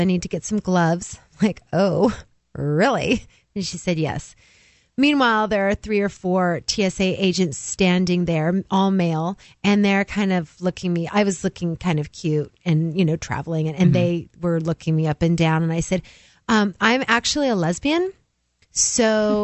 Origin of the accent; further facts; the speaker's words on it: New Hampshire, United States; I am from New Hampshire.